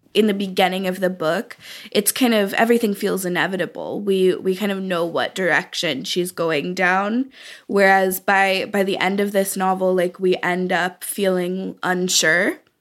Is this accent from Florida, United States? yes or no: no; Oakland, California, United States; I was born and raised in Oakland. I still live in Oakland, California